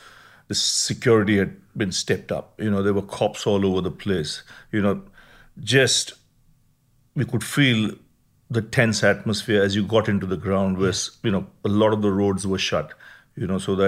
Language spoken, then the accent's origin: English; Mumbai, Maharashtra, India; born there; I was born in Mumbai.